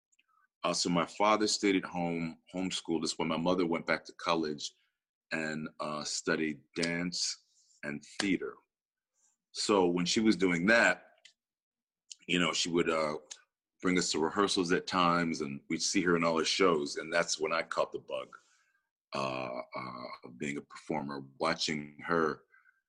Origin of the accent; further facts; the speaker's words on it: Rochester, New York, United States; I grew up in Rochester, New York.